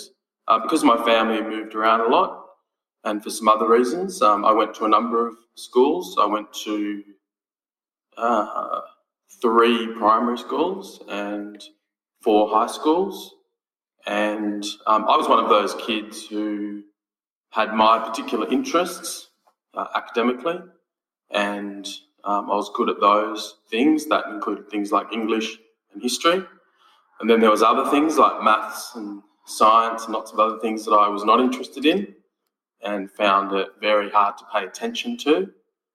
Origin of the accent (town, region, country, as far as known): Sydney, New South Wales, Australia; born or raised there; also born or lived in Griffith, New South Wales / Wollongong; now in Dubbo, Australia